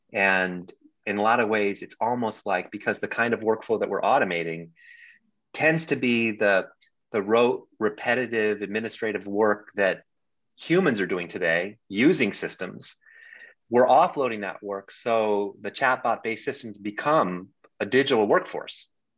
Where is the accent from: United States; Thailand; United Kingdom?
Thailand; Bangkok; also born or lived in New Delhi, India; I lived abroad for a lot of my life. I grew up in Bangkok, Thailand, in New Delhi, India, where my father was with the State Department.